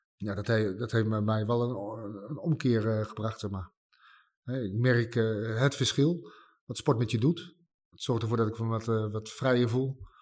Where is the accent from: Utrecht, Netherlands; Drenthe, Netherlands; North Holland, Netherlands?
Utrecht, Netherlands; Nieuwegein; Ik kom uit Nieuwegein